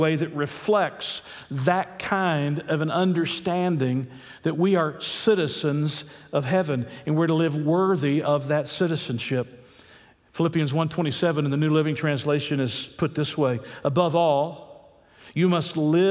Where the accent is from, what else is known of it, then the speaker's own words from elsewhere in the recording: United States; God has allowed me to live in America